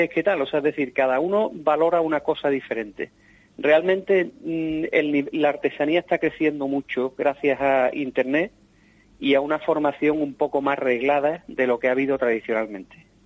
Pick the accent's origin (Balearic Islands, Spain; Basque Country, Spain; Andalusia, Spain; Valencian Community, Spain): Andalusia, Spain; yo eso que decía Agustín del, guiño a mi tierra, ¿no?